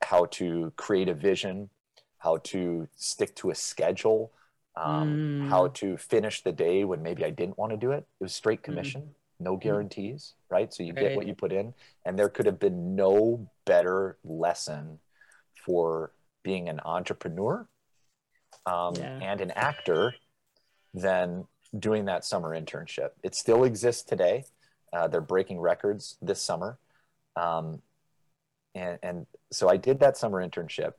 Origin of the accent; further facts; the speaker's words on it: Lewiston, Minnesota, United States; my hometown in Lewiston, Minnesota